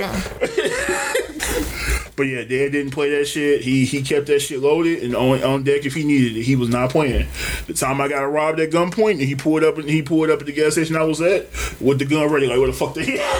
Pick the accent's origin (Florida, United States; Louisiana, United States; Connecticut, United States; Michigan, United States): Michigan, United States; Detroit; I was from Detroit